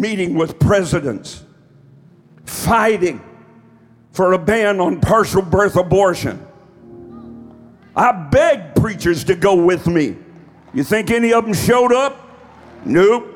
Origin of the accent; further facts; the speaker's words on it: Eastern Kentucky, United States; I'm from Eastern Kentucky, honey. We just talk straight and slow.